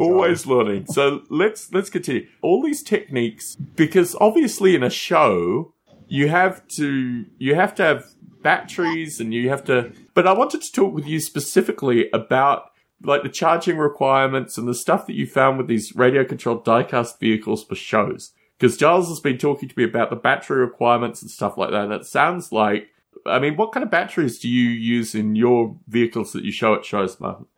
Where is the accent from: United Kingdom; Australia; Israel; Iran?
Australia; I come from Australia